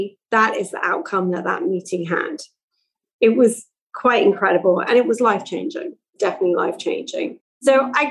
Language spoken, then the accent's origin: English; England, United Kingdom; moved away; also born or lived in Milton Keynes; I grew up in England in the 70s and 80s.